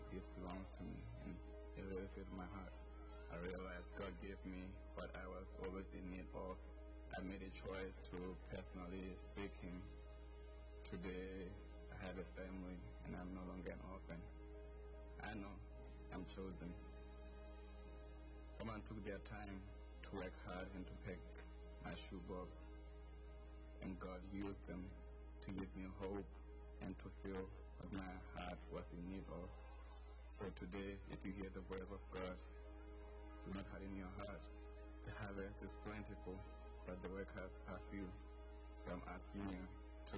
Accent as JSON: {"language": "English", "country": "Lesotho", "tie": "born or raised there", "said": "I was born in Lesotho, Southern Africa, and was raised in the villages"}